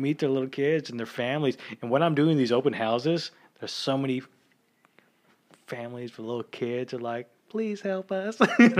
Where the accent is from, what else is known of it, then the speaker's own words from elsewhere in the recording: Lockhart, Texas, United States; I grew up out in Lockhart.